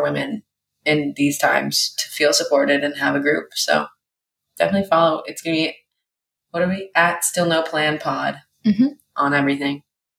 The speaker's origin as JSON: {"language": "English", "town": "Seattle", "region": "Washington", "country": "United States", "tie": "born there", "also_born_or_lived": "Hawaii", "said": "I was born in Seattle and then moved to Hawaii and lived in Hawaii and then came back to USC. And then went back to Seattle, and now I live in Seattle."}